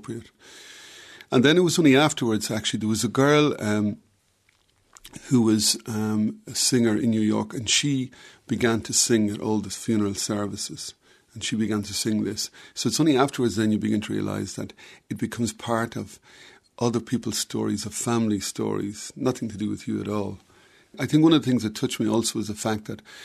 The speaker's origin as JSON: {"language": "English", "region": "County Offaly", "country": "Ireland", "said": "I come from County Offaly, and my uncle was my music mentor"}